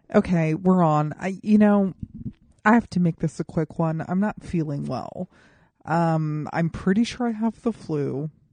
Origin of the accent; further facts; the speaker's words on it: Colorado Springs, Colorado, United States; moved away as an adult; now in Los Angeles, United States; people who I grew up with in Colorado Springs